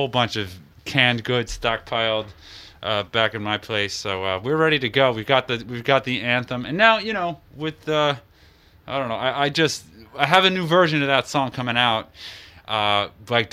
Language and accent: English; United States; I'm an American